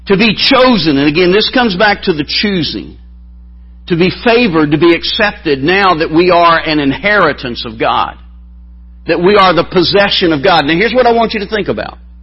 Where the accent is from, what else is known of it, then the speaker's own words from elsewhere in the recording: Alabama, United States; accent: southern; I'm from the South